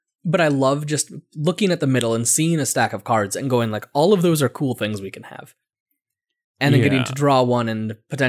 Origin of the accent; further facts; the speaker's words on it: Connecticut, United States; we're from Connecticut, we don't say D's. When we say a T, we say it D, and when we say a D, we don't.